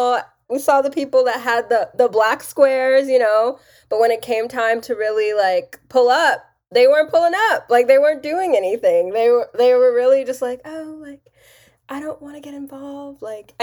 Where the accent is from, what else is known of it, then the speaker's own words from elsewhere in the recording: Texas, United States; Like, I grew up in Texas.